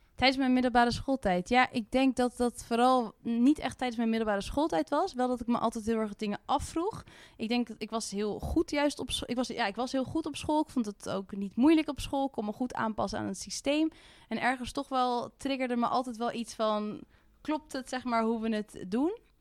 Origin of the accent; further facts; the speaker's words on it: Haarlem, North Holland, Netherlands; ik kom uit Haarlem